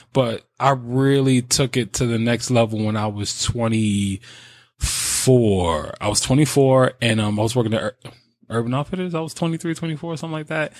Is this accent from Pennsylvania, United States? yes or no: no; New York, United States; I'm from New York